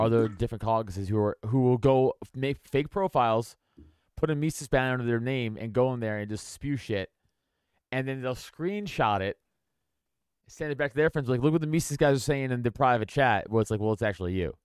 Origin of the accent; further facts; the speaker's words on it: New York City, New York, United States; I'm from New York and, like, I'm from Staten Island